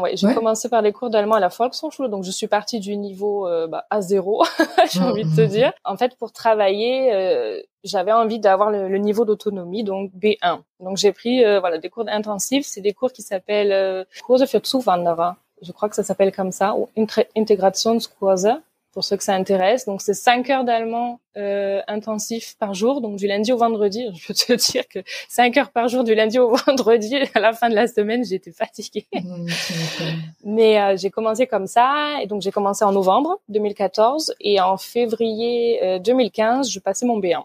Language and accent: French; Provence-Alpes-Côte d'Azur, France; first language French; moved away as an adult; now in Bremerhaven, Germany; je suis née sur euh, la Côte d'Azur et j'ai grandi en Provence.